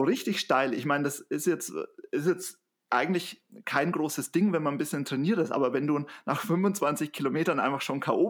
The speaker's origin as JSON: {"language": "German", "region": "Bavaria", "country": "Germany", "said": "ich komme aus Bayern"}